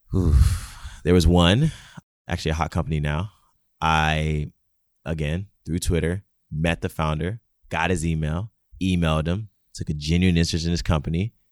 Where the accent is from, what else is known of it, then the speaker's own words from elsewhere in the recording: Nigeria; moved away; growing up in Nigeria